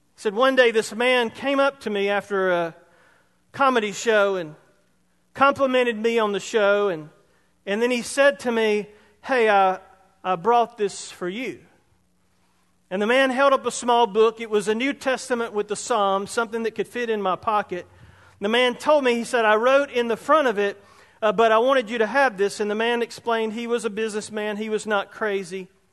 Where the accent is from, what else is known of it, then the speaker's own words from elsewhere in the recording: Roebuck, South Carolina, United States; from Roebuck, Hicktown, South Carolina. Which is growing now. I mean, now it's a metropolis. When I was growing up there, there was one caution light